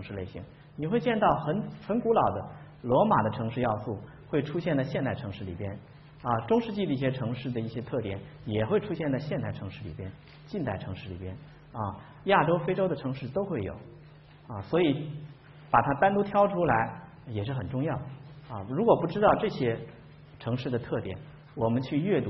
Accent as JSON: {"language": "Chinese", "country": "China", "said": "这是硬翻过来的，我们中国人的词汇里边没有这个词儿啊"}